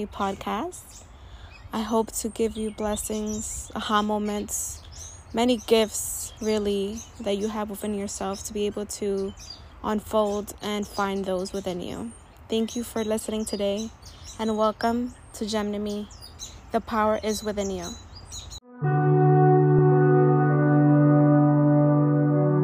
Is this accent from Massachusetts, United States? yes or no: no; New York City, New York, United States; born or raised there